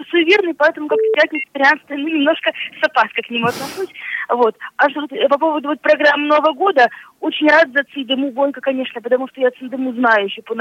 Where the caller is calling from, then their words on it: Smolensk, Smolensk Oblast, Russia; я звоню вам из Смоленска.